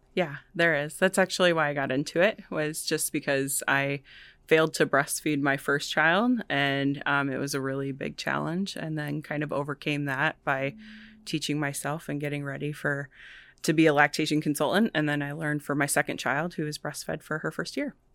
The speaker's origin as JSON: {"language": "English", "town": "Vinton", "region": "Iowa", "country": "United States", "tie": "born or raised there", "also_born_or_lived": "Chicago", "said": "I'm from Vinton originally. I was born and raised out there."}